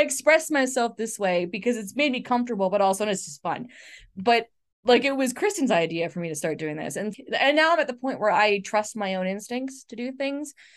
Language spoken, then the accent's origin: English; Canada; I'm Canadian